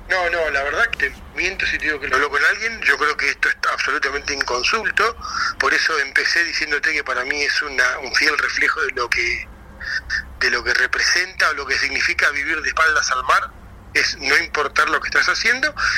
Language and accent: Spanish; Argentina; como argentinos